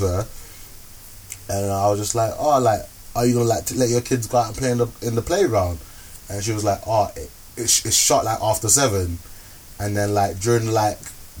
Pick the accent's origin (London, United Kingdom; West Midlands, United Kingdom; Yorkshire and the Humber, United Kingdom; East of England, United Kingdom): London, United Kingdom; I'm from Norbury